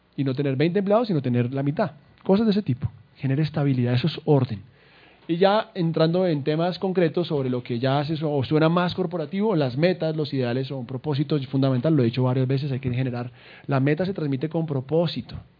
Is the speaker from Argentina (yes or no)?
no; Colombia; Somos colombianos y berracos